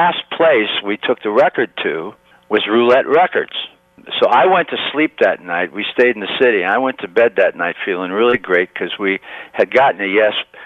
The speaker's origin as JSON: {"language": "English", "town": "Niles", "region": "Michigan", "country": "United States", "tie": "born or raised there", "said": "Niles, Michigan, my hometown, with my high school group"}